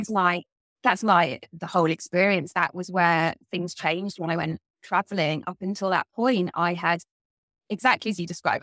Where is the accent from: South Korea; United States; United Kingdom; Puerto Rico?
United Kingdom; South of England; accent: southern English; you can probably tell from my accent that I come from the south of England